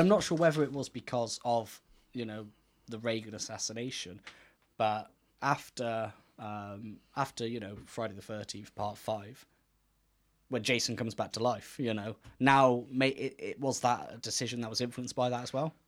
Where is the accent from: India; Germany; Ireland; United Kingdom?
United Kingdom; Gloucester, South West England; where we're from